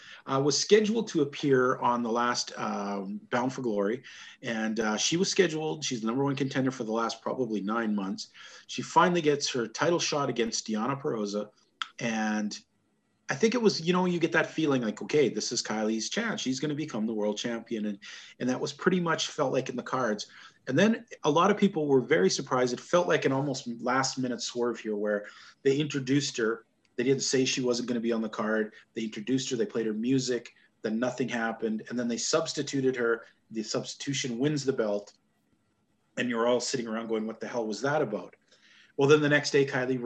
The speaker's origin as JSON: {"language": "English", "country": "Canada"}